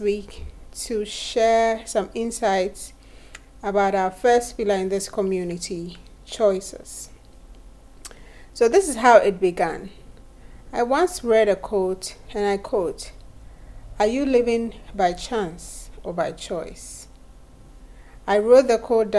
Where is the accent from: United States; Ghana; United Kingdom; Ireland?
Ghana; I was born in Ghana in 1986